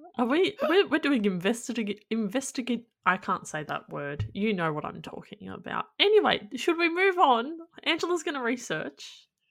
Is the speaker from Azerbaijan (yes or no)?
no; Australia; as an Australian